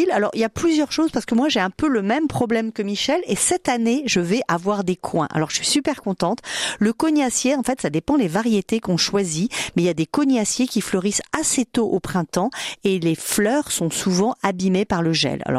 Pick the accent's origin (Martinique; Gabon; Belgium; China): Martinique; non je suis de la Martinique.